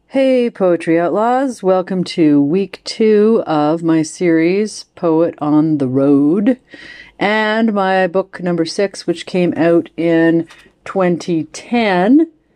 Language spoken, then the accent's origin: English; Canada; as a Canadian because our country is, of course, so huge.